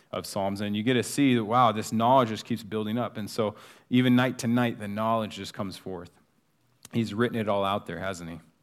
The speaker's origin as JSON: {"language": "English", "country": "United States", "said": "being an American"}